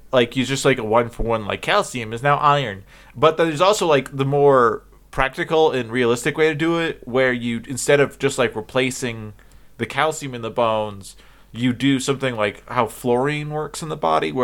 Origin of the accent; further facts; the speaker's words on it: United States; I'm an American